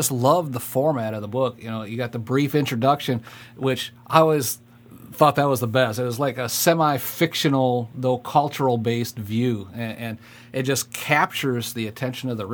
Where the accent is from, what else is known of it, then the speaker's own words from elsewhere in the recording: Michigan, United States; moved away as an adult; also born or lived in Fort Lewis, Washington; I was raised up in Michigan